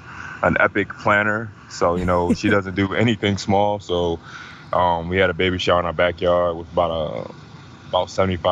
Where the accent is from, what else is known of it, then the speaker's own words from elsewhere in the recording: Sicklerville, New Jersey, United States; also born or lived in Philadelphia, Pennsylvania; I was born in Philadelphia, Pennsylvania. You know, I lived there probably for the first, I don't know, 6-7 years of my life. And then I moved to a small town in South Jersey called Sicklerville, New Jersey.